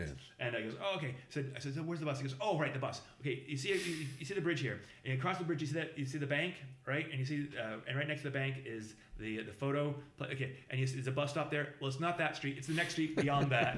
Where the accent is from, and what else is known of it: Boston, Massachusetts, United States